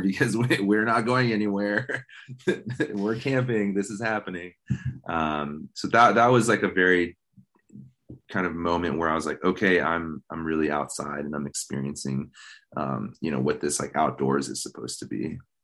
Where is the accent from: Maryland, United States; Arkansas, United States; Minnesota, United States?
Maryland, United States; Baltimore; moved away as an adult; now in Missoula, United States; I was born in Baltimore, Maryland, um, and I lived my childhood and teenage years in Maryland